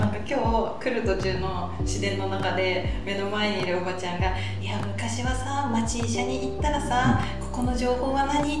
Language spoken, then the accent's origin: Japanese; Kagoshima, Japan; also born or lived in Kanagawa; 地元好きだなっていう感情があって今戻ってきたのが